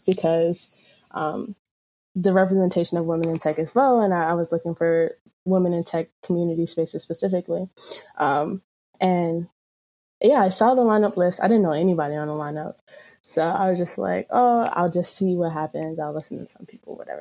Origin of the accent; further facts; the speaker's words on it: North Carolina, United States; moved away as an adult; also born or lived in Camden, New Jersey / Trenton, New Jersey; now in Maryland, United States; I was born in Camden, New Jersey, raised mostly in Trenton and around Trenton. Until I was about like 7, 8, 9, maybe. And then I moved to North Carolina, a small city.